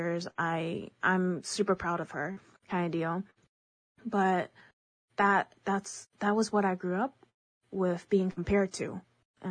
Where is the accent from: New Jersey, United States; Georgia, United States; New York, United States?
New York, United States; first language Chinese; English is a second language; growing up in New York, I grew up in a family